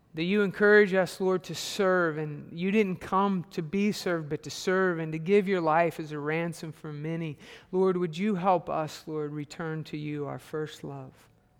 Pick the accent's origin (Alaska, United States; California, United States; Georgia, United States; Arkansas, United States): Arkansas, United States; I'm from Arkansas